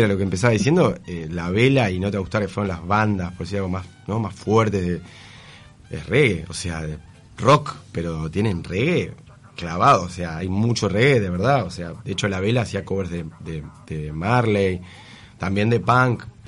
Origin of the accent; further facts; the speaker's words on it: Shangrilá, Canelones, Uruguay; also born or lived in France; La costa, bueno, yo me crié ahí, eh, soy exiliado, nací, mi familia exiliada, nací en Francia y bueno, vine a los dos años a Sangrila